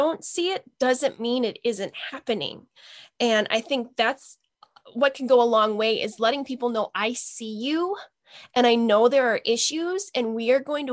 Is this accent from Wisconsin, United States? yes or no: yes; Northern Wisconsin, United States; I experienced a lot of racism and discrimination growing up in Northern Wisconsin